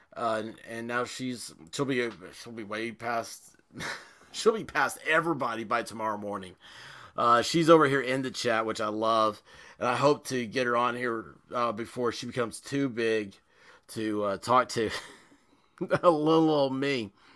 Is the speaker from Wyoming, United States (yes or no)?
no; Tennessee, United States; I'm from Tennessee